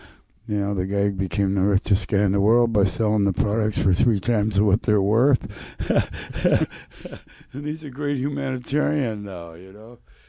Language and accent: English; Flint, Michigan, United States; Yeah, I'm from Flint.